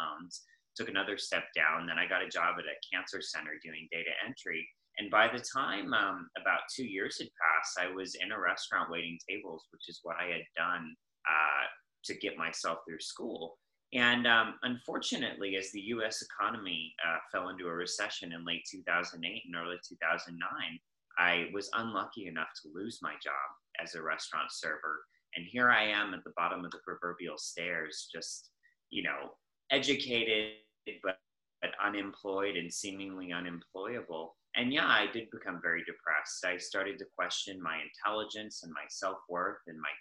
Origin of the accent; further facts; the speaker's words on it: United States; moved away as an adult; also born or lived in China; I'm originally American. I lived there until Donald Trump was elected president, and then I couldn't live there anymore